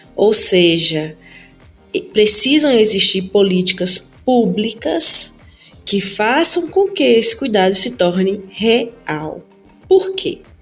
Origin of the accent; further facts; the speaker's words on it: Petrolina, Pernambuco, Brazil; eu sou aqui, sou de Petrolina. E alguns bairros onde eu morei tinham pessoas que eram assassinadas